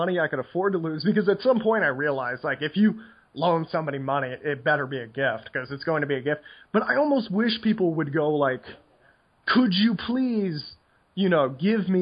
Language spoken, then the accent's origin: English; United States; moved away; I am incurably American